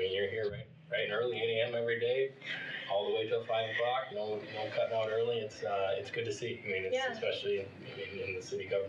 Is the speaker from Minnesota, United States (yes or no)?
yes; Mankato, Minnesota, United States; moved away as an adult; also born or lived in Lakeville, Minnesota; now in Waukee, United States; Grew up in Mankato, Minnesota.